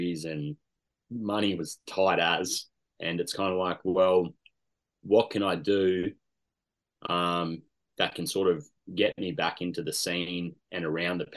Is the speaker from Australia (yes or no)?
yes; Canberra, Australian Capital Territory, Australia; born and bred in Canberra.